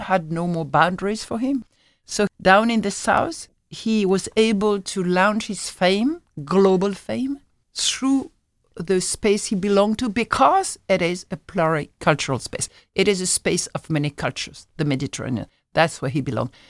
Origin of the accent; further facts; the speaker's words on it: Algeria; moved away; I'm from Algeria, so that's my culture.